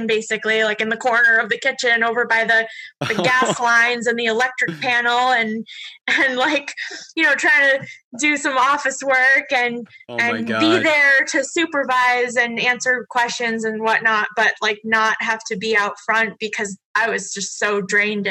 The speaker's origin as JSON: {"language": "English", "region": "Massachusetts", "country": "United States", "tie": "born or raised there", "moved": "as an adult", "lives_now": "New Hampshire, United States", "said": "growing up in Massachusetts"}